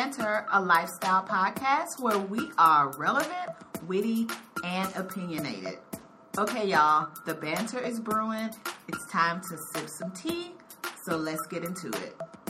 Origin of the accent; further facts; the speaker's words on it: Texas, United States; now in Chicago, United States; I am from Texas and have moved to Chicago.